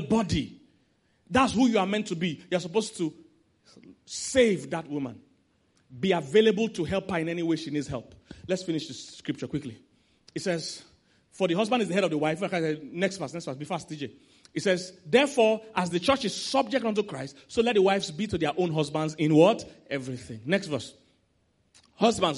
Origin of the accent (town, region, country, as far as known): Nigeria